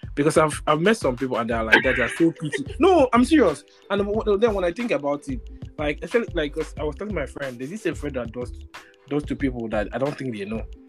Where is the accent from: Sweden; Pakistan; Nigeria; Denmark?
Nigeria; growing up in Nigeria